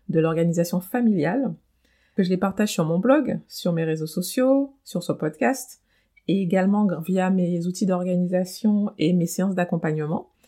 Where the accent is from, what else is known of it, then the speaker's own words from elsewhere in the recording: French Antilles, France; moved away as an adult; l'âge où je quitte ma famille et mon île, puisque je viens des Antilles, pour poursuivre des études supérieures euh, à Paris.